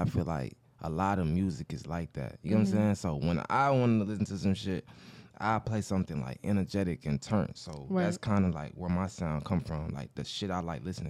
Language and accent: English; Atlanta, Georgia, United States; Because if you heard my music, you wouldn't think I was from Atlanta.